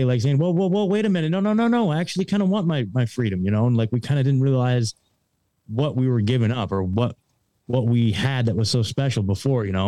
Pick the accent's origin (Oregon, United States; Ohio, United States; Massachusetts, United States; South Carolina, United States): Oregon, United States; moved away; I was born and raised in Oregon.